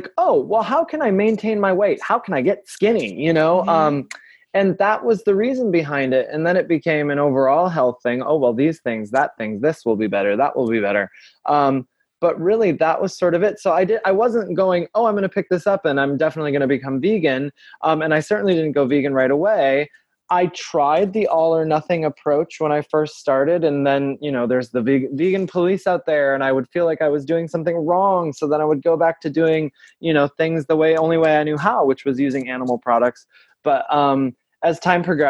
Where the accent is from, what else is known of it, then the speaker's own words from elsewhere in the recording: Saginaw, Michigan, United States; I'm from Saginaw, Michigan